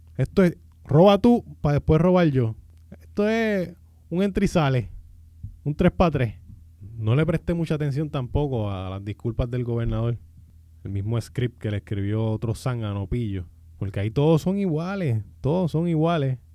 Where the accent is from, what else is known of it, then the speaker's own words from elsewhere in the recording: Puerto Rico; mi pueblo